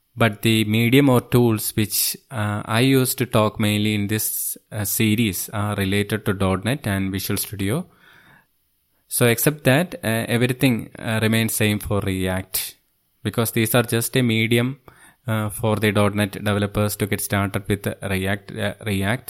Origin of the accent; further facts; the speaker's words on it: Thiruvananthapuram, Kerala, India; I am from Thiruvananthapuram, Kerala state, which is on the southernmost part of India.